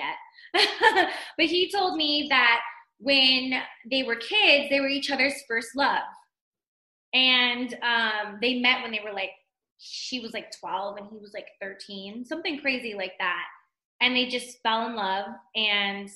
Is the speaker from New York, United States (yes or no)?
no; Pasadena, California, United States; also born or lived in Montebello, California; now in Henderson, United States; I'm from Pasadena, California. So born and raised, I was born in Montebello and then raised in Pasadena, South Pasadena.